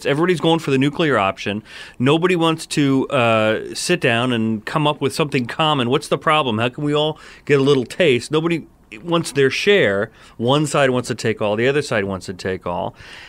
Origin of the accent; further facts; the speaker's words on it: New Jersey, United States; Carl and I grew up in New Jersey.